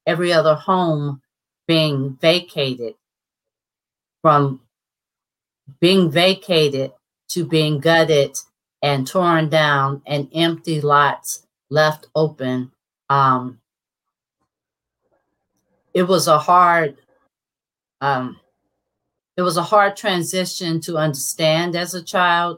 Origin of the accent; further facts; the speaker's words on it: St. Louis, Missouri, United States; also born or lived in Cleveland, Ohio; We moved back to St. Louis in 1972